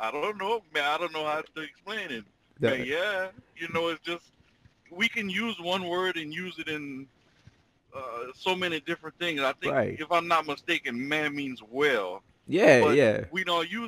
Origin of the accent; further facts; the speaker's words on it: Louisiana Creole, United States; just call us Creole